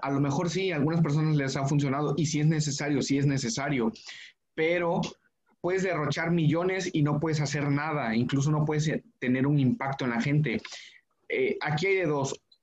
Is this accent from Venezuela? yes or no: no; Mexico